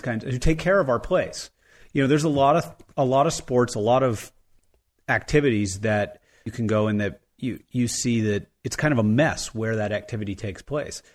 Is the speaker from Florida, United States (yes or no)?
no; Jackson, Wyoming, United States; I grew up in Jackson Hole.